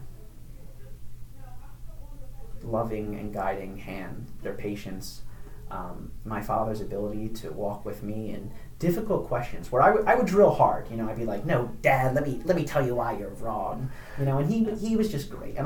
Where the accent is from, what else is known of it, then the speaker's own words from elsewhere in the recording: Upper Darby, Pennsylvania, United States; I grew up in Upper Darby, right outside of Philadelphia